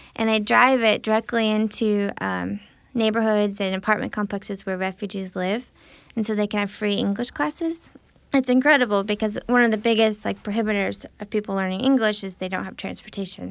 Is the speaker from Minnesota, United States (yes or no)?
no; Illinois, United States; I grew up in Illinois